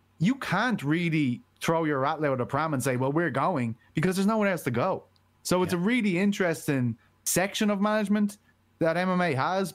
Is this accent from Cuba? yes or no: no; Dublin, Leinster, Ireland; I'm from Blanchardstown